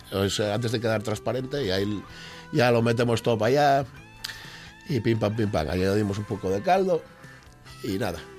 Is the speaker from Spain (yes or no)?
yes; Oviedo, Asturias, Spain; soy de Oviedo